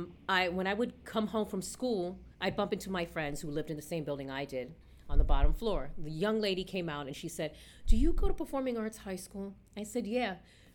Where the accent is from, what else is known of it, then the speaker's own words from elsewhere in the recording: New York City, New York, United States; I grew up a New Yorican Born here. I grew up in the Upper West Side. And I went to school in the Upper West Side. I went to Performing Arts High School.